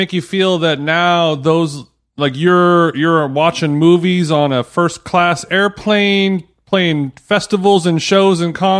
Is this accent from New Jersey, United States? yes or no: no; Orange County, California, United States; I'm from Orange County, California.